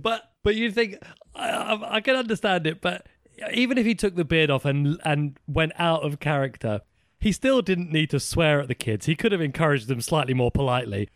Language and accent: English; United Kingdom; I'm British